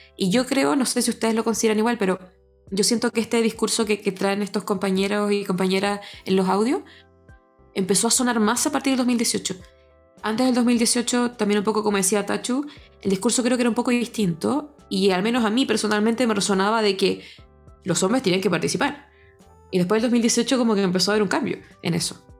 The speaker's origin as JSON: {"language": "Spanish", "region": "Antofagasta", "country": "Chile", "said": "Me siento completamente antofagastina también, así que si de repente se me salen algunas palabras que en Santiago no se usan ahí"}